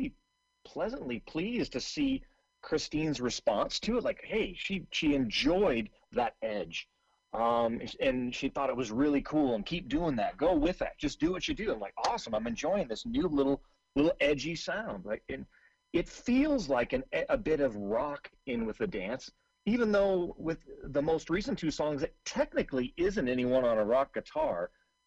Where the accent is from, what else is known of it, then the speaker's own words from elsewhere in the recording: Seattle, Washington, United States; I'm originally from Seattle